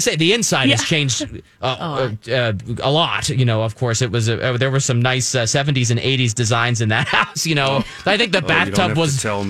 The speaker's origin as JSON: {"language": "English", "region": "Pennsylvania", "country": "United States", "tie": "born or raised there", "said": "we moved a lot when I was young, my family growing up in South Central Pennsylvania"}